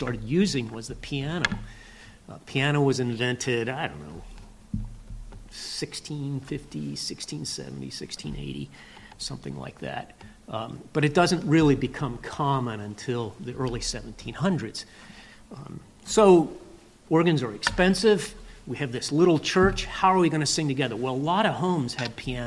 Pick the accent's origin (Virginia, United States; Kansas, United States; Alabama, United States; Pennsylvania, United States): Pennsylvania, United States; Lancaster County; I grew up in Lancaster County, Pennsylvania